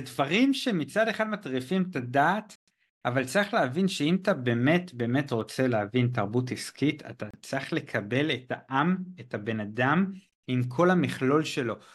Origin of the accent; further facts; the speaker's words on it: Israel; moved away as an adult; also born or lived in China; אני באזור גיל 23, 23 וחצי, אני לא זוכר בדיוק מתי, עזבתי את הארץ